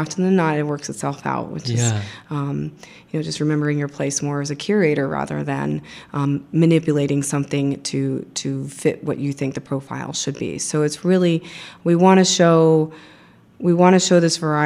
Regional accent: Dallas, Texas, United States; moved away as an adult; also born or lived in Austin, Texas; now in Walla Walla, United States; I'm from Texas, grew up in Dallas, went to school here at UT

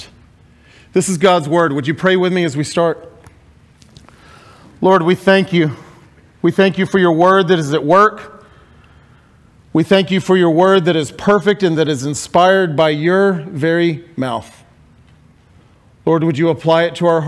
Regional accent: Huntsville, Alabama, United States; moved away; also born or lived in Mississippi; I was born and raised in Huntsville, Alabama, but my family is all Mississippi roots

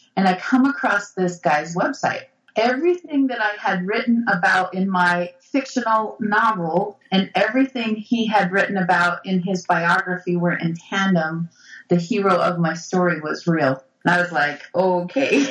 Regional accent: Brigham City, Utah, United States; I grew up Catholic in Brigham City, Utah, you know, Mormonville

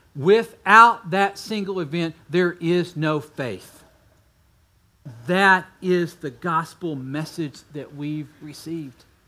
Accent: Texas, United States; also born or lived in Kentucky; I was born in Kentucky, but we moved to Texas as fast as we could

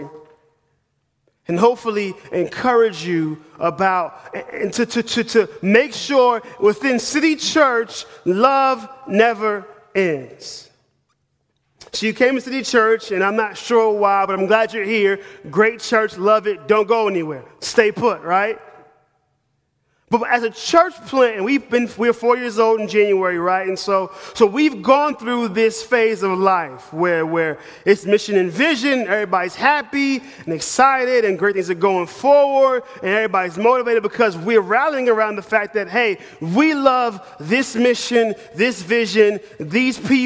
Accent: New York City, New York, United States; moved away as an adult; also born or lived in Manhattan; now in Knoxville, United States; I'm from New York City. I'm a northern boy.

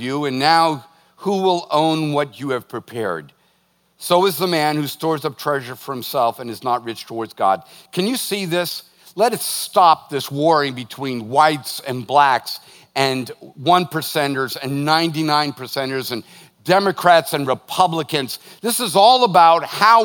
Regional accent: United States; As an American

